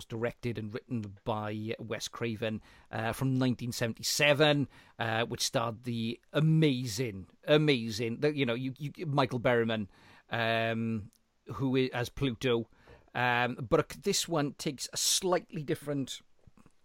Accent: South Wales, United Kingdom; I'm from South Wales

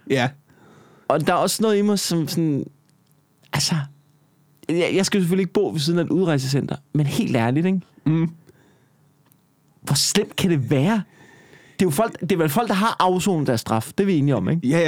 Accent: Copenhagen, Capital Region of Denmark, Denmark; jeg voksede op ude på Amager, ikke? Ja. Mine forældre, de boede øh, i Rødehøj, midt på Amager, ikke? Mm. i en andelsbyggeri

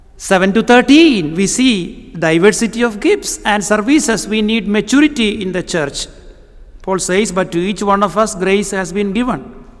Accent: Kerala, India; first language Malayalam; English is a second language; moved away; I come from the southern part of India, a place called Kerala.

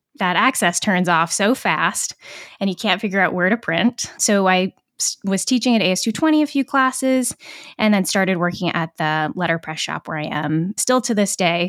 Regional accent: Kaysville, Utah, United States; moved away as an adult; now in Providence, United States; I'm originally from a town called Kaysville, Utah, which is a little north of Salt Lake City. And I remember growing up

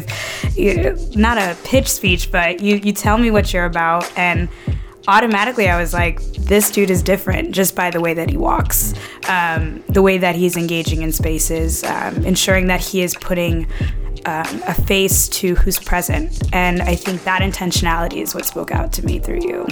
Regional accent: Inglewood, California, United States; moved away as an adult; also born or lived in Brooklyn, New York; now in New York City, United States; I'm from LA, born and raised

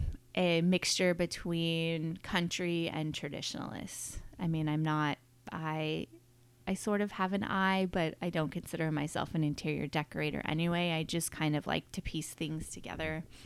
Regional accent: Sonoma, California, United States; also born or lived in Colorado; raised here. I actually grew up on the ranch that we're on sitting at today. But I currently, when I moved back to Sonoma from Colorado

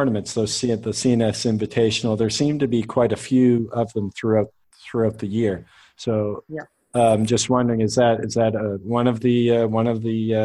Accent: Canada; now in United Arab Emirates; Now I live, I'm Canadian, but I live in the UAE

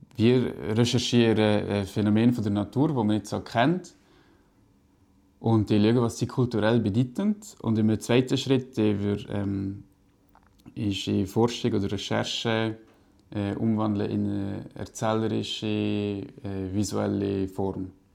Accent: Valais, Switzerland; also born or lived in Brig; now in Zurich, Switzerland; als Kind im Wallis

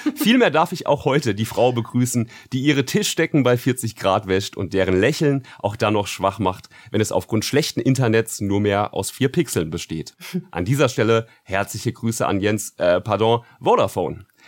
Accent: Frankfurt, Hesse, Germany; als Frankfurter

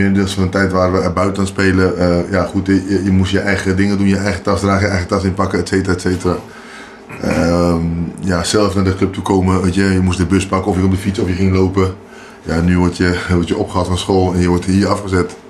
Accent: Amsterdam, North Holland, Netherlands; also born or lived in Paramaribo, Suriname; now in Beekdalen, Netherlands; ik ben eh, opgegroeid in Amsterdam

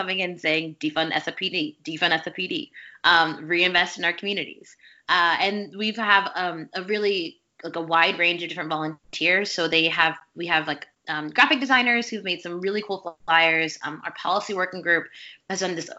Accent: Louisiana, United States; I grew up in Louisiana

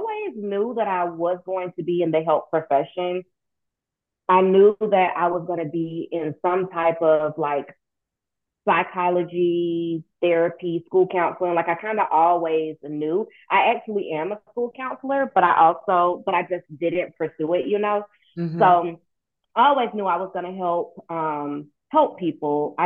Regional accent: Statesboro, Georgia, United States; now in Savannah, United States; I am originally from Statesboro, Georgia

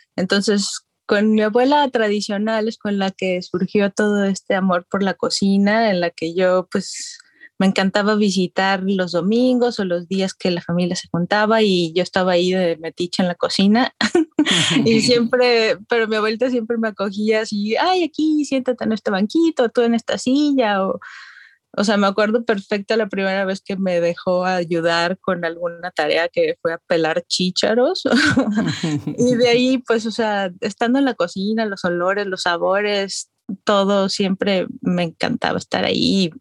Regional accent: Guadalajara, Jalisco, Mexico; moved away as an adult; also born or lived in Arizona; now in Austin, United States; soy originaria de Guadalajara, Jalisco, y ahorita vivo en Austin, Texas, desde el 2008, pero pues estudié

